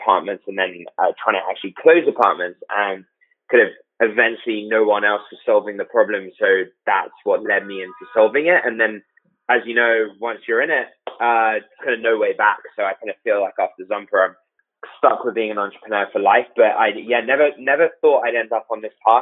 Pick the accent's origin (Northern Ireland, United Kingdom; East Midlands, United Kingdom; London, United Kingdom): London, United Kingdom; accent: British; moved away as an adult; also born or lived in New York; now in United States; I grew up in London with a Greek dad, British mother